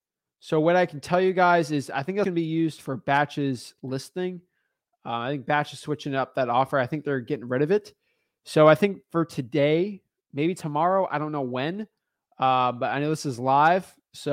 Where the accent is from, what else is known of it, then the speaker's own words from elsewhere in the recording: Miami Beach, Florida, United States; I'm from Miami Beach. Love Miami Beach.